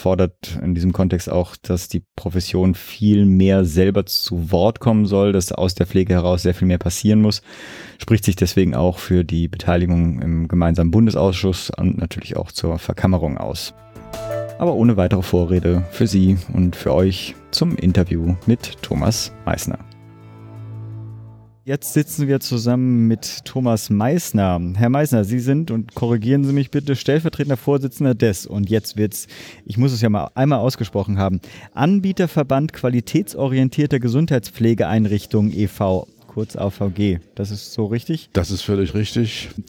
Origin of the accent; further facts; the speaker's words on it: Berlin, Germany; gerade als Berliner profitiere ich natürlich im Zweifelsfall auch davon.